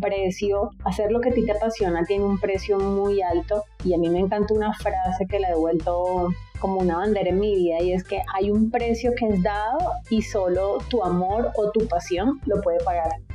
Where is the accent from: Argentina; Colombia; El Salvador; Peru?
Colombia; Barranquilla, Atlántico; moved away as an adult; now in Bogotá, Colombia; al llegar acá hace 14 años ya no pude seguir haciendo ese tipo de cositas que hacía en, mi ciudad natal